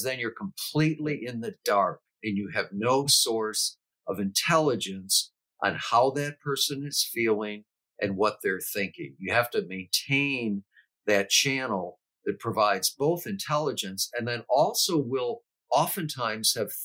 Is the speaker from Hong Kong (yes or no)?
no; United States; We are all Americans. We are all American citizens